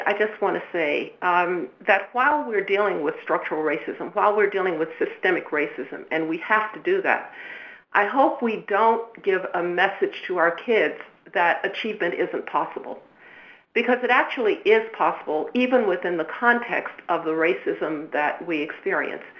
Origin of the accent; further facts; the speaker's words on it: Birmingham, Alabama, United States; I grew up in Jim Crow, Alabama, where my family couldn't go to a movie theater